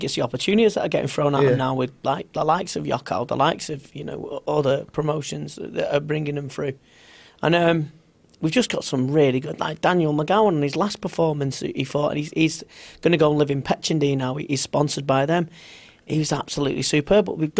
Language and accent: English; Manchester, North West England, United Kingdom; now in Liverpool, United Kingdom; I live in Liverpool, but I'm originally from Manchester.